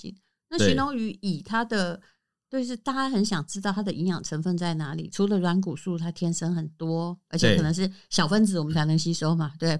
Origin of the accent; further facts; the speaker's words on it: Taiwan; 我是本省人小孩，